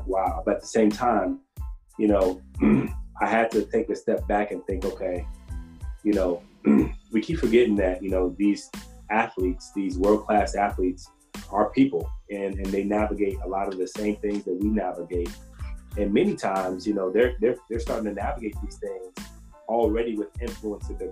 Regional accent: Chicago, Illinois, United States; I'm from Chicago

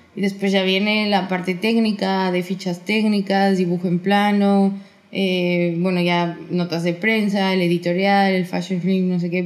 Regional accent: Mexico; mexicana libanesa

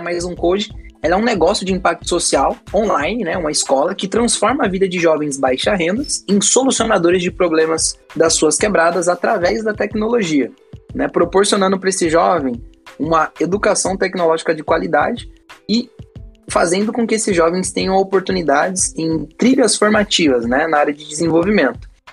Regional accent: São Paulo, Brazil; also born or lived in Bahia; Eu sou nascido na Bahia, né? Nasci na Bahia e fui criado em São Paulo

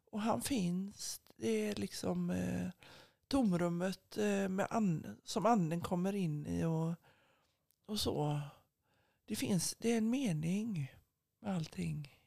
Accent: Gothenburg, Västra Götaland, Sweden; jag är ju uppvuxen på Asperö i Göteborgs södra skärgård

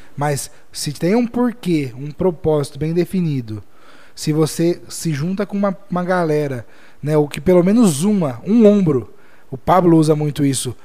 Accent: Jaú, São Paulo, Brazil; nós somos de Jaú

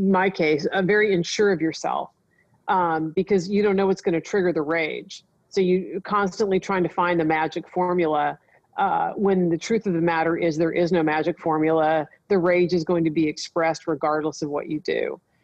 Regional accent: Nebraska, United States; moved away; I grew up in Nebraska.

